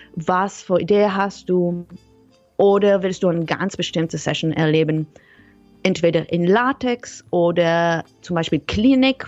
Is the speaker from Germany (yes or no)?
no; Israel; German is a second language; moved away; also born or lived in Netherlands; Ursprünglich komme ich aus Israel, mhm. aber ich habe ganz lange in den Niederlanden gewohnt.